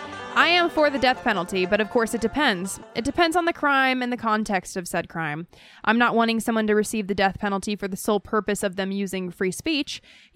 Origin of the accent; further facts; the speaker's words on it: San Antonio, Texas, United States; Just because of the fact that I am from Texas doesn't mean...